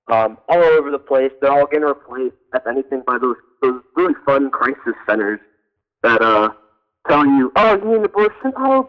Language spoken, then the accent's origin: English; Augusta, Georgia, United States; I'm originally from Augusta